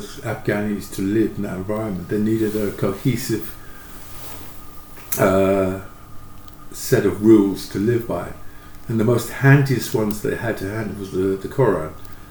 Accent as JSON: {"language": "English", "region": "London", "country": "United Kingdom", "tie": "born or raised there", "said": "I grew up in Hackney, and it was very tough"}